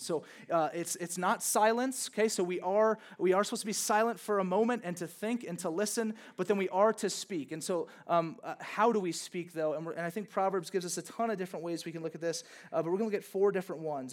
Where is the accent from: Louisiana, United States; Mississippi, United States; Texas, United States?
Louisiana, United States; born or raised there